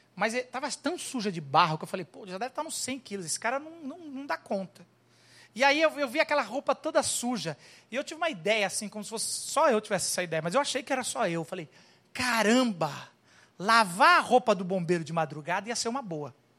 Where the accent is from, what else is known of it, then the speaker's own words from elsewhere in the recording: Brazil; sou brasileiro com muito orgulho, com muito amor